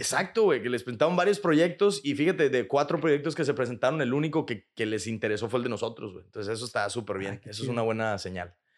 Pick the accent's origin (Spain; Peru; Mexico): Mexico; Monterrey, Nuevo León; also born or lived in Chicago, United States; now in Mexico City, Mexico; Yo soy de aquí de Monterrey. Yo soy de Monterrey.